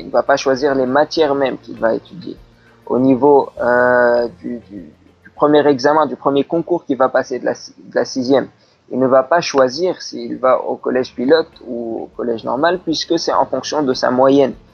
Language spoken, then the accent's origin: French; Tunisia; moved away; also born or lived in France; je, suis tunisien, je suis né en Tunisie